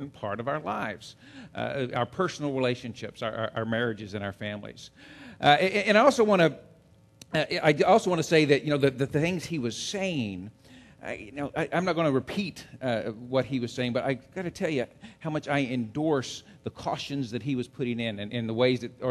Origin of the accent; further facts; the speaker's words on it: Central Texas, United States; I grew up in Central Texas.